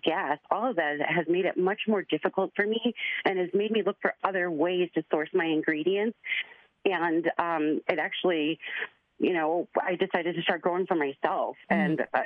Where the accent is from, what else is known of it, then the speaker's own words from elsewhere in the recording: Chicago, Illinois, United States; I grew up in Chicago, 250 miles away from my reservation.